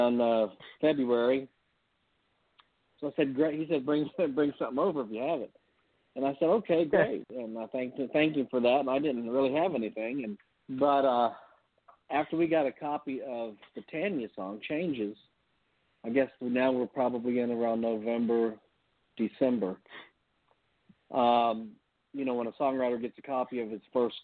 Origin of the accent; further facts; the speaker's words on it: Dayton, Ohio, United States; moved away as an adult; now in Nashville, United States; I'm originally from Dayton, Ohio. Moved to Nashville in 1981